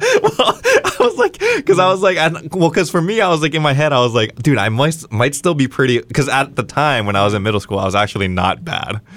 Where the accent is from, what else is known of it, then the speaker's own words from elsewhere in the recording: Las Vegas, Nevada, United States; when I was growing up in Vegas